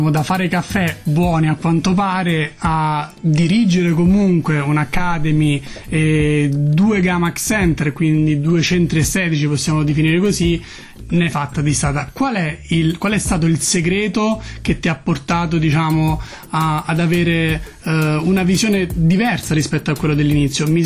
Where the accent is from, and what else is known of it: Foggia, Apulia, Italy